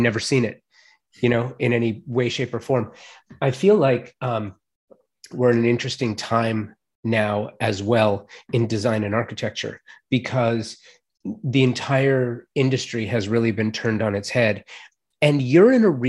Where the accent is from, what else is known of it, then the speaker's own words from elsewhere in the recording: Los Angeles, California, United States; When I was a kid, growing up in the San Fernando Valley